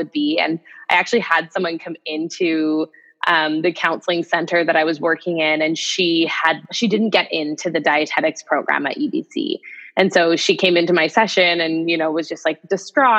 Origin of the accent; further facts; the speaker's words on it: Saskatchewan, Canada; moved away as an adult; also born or lived in British Columbia; I'm from Saskatchewan originally. And when I came out to UBC